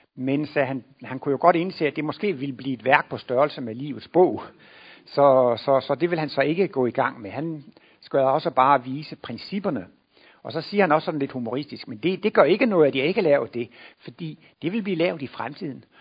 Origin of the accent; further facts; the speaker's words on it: Denmark; moved away; jeg kommer jo derovre fra Jylland, hvor man ikke går til læge, bare fordi man har lidt ondt i maven